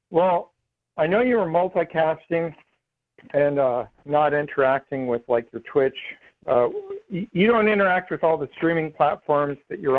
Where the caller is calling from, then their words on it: Florida, United States; I'm … from Florida.